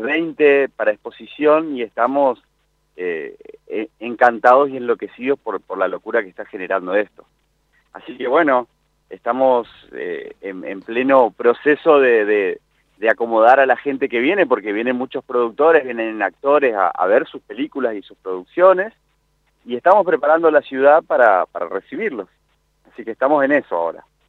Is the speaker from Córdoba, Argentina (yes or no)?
yes; Córdoba, Argentina; moved away as an adult; now in Goya, Argentina; soy goyano por, por adopción, porque yo soy nacido en Córdoba, hice mi carrera universitaria también en Córdoba y me volví a vivir a Goya Corrientes